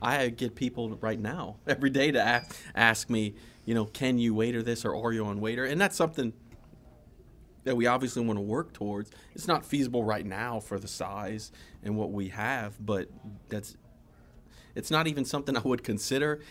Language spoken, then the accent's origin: English; South Louisiana, United States; growing up in South Louisiana